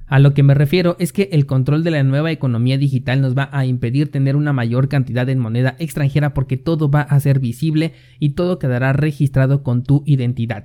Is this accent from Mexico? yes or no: yes; Mexico; mi país México